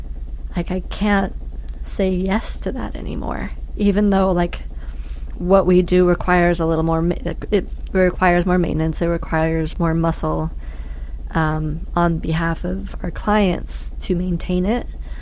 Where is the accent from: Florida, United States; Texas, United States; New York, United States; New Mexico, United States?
New York, United States; Brooklyn; And I was a hipster from Brooklyn that, you know, that worked in the fashion industry and ended up running a sawmill.